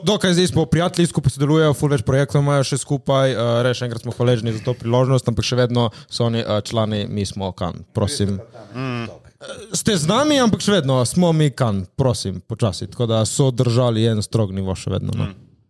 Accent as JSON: {"language": "Slovenian", "country": "Slovenia", "said": "smo iz Slovenije"}